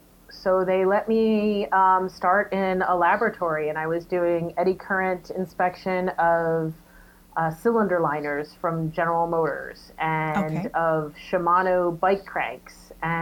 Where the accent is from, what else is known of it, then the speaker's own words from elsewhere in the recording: New Jersey, United States; moved away as an adult; also born or lived in New York; And then from there, I moved to New York. I'm originally from New Jersey.